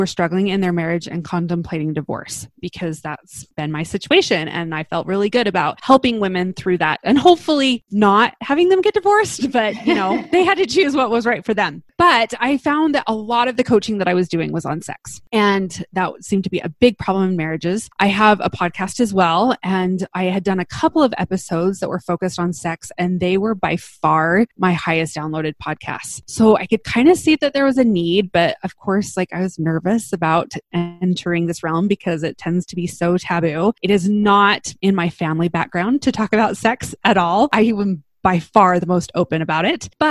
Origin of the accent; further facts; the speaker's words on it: Utah, United States; also born or lived in Salt Lake City; I grew up in Utah. I live in Salt Lake City with my husband